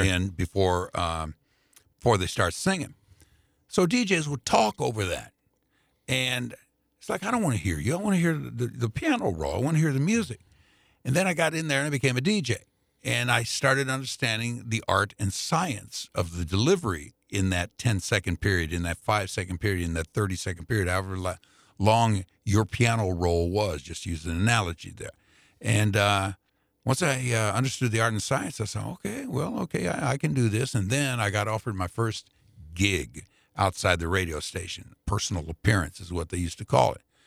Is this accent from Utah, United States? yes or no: no; Indianapolis, Indiana, United States; moved away as an adult; now in St. Louis, United States; I grew up on the Black side of Indianapolis